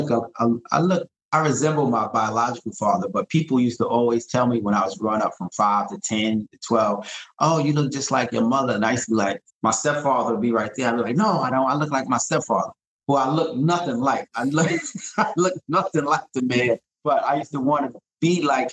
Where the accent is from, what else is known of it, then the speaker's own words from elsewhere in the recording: New York City, New York, United States; just a guy from Brooklyn. I grew up in East New York.